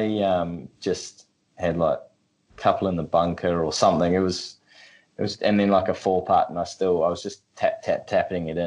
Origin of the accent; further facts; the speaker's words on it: Australia; We're Australian